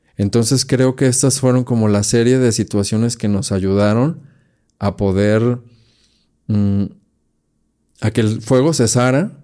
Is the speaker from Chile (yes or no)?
no; Guadalajara, Jalisco, Mexico; mi tierra, aquí Guadalajara